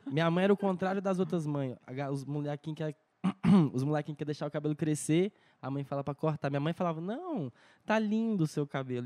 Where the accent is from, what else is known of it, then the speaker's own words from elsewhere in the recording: Brasília, Federal District, Brazil; also born or lived in Patos de Minas, Minas Gerais; eu nasci em Minas, Patos de Minas, mas vim morar em Brasília, sei lá, eu tinha um, um ano, dois anos